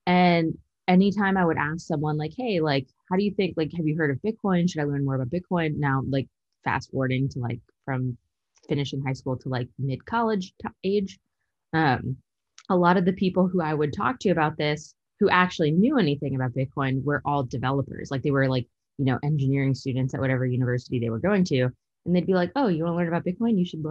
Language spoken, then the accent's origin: English; San Bruno, California, United States; moved away as an adult; also born or lived in Utah / New York / Illinois; now in Texas, United States; I was born and raised in San Bruno, so it's like a smaller town outside of San Francisco.